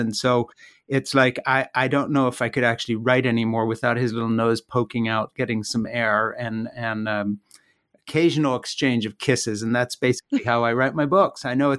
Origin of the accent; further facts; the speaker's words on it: Switzerland; The background that I come from is very unlikely in the sense that I'm an American who grew up in Switzerland.